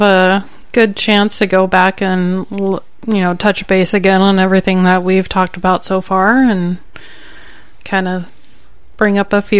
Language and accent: English; Bellevue, Nebraska, United States; also born or lived in Omaha, Nebraska / Portland, Oregon; I grew up here in Omaha, Nebraska, mostly in Bellevue. I moved out to Portland, Oregon for about a year and then came back here